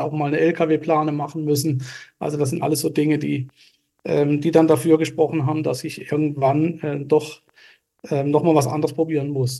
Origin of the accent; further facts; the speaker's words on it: Lörrach, Baden-Württemberg, Germany; also born or lived in Basel, Switzerland (birthplace); Aufgewachsen bin ich äh, in einem Vorort von Lörrach namens Brombach